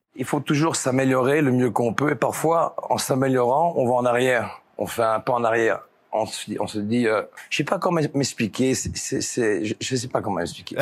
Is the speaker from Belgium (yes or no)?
yes; Belgium; je suis de la Belgique, je viens de la ferme